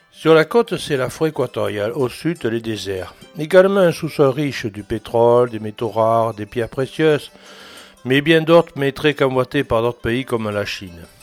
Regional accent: Antananarivo, Analamanga, Madagascar; suis originaire de Tana, l'ethnie Mérina.

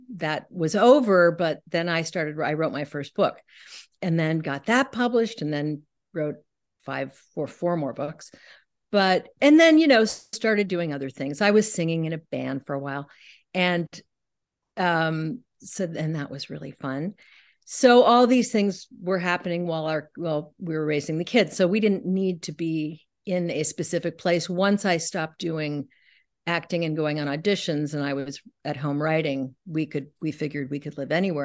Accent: San Francisco, California, United States; also born or lived in New York; now in Pacific Northwest, United States; I grew up in San Francisco in, in the sixties

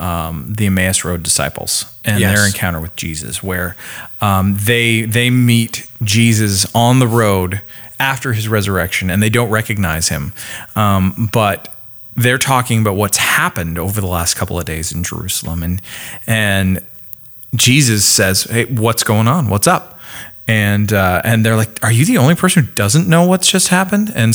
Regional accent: Canada; I am Canadian

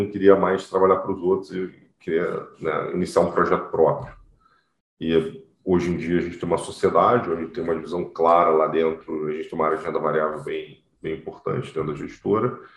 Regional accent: Rio de Janeiro, Brazil; now in São Paulo, Brazil; eu sou do Rio

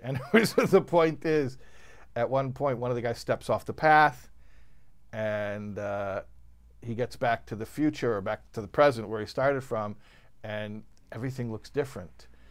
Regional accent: Chicago, Illinois, United States; I'm from Chicago

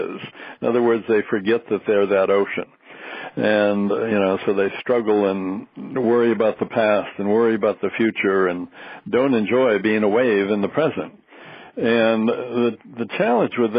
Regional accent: the Northwest, Pacific Northwest, United States; I was raised in the Northwest

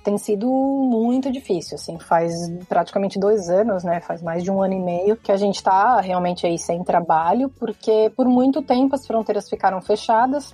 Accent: Santo André, São Paulo, Brazil; moved away as an adult; also born or lived in Porto, Portugal; now in Croatia; Eu sou da região do ABC Paulista, então Grande São Paulo, aí no Brasil

